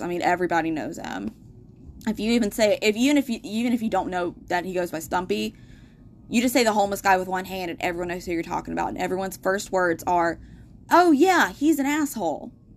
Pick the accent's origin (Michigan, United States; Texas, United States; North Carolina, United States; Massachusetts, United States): North Carolina, United States; Asheville; people like me who have been born and raised here